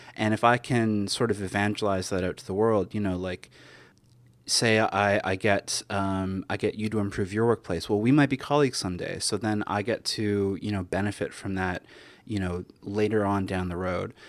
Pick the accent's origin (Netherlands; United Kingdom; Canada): Canada; now in New York, United States; I'm Canadian originally, so living in America has been